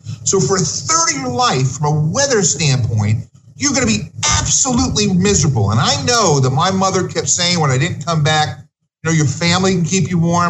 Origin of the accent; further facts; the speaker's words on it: New York City, New York, United States; moved away as an adult; also born or lived in Haverford, Pennsylvania; I grew up in the Bay Ridge section of Brooklyn, which is right underneath the Verrazano Bridge.